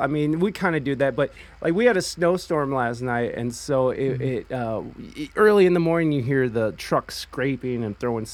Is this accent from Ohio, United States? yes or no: yes; Ohio, United States; moved away; also born or lived in San Diego, California; I grew up in Ohio